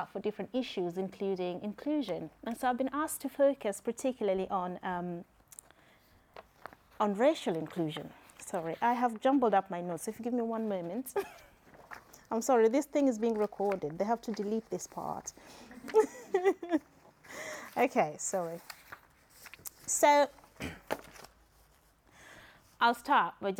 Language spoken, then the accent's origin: English; Kenya; accent: Kenyan; now in United Kingdom; I am Kenyan